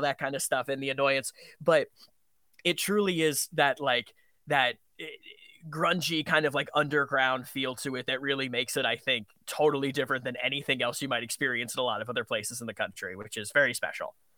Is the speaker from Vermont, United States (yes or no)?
yes; Vermont, United States; I grew up in Vermont